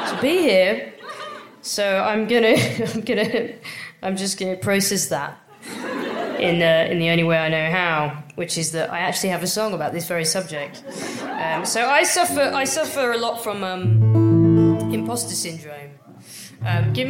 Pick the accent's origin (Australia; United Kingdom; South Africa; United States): United Kingdom; England; I'm fucking English